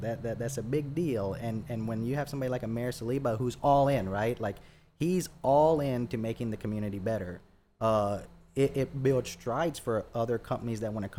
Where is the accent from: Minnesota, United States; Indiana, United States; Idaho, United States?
Indiana, United States; Boonville; born there; I was born in right outside of Evansville in a city called Boonville, Indiana.